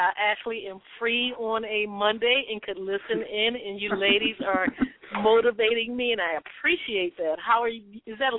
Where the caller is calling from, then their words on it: California, United States; I'm calling out from California.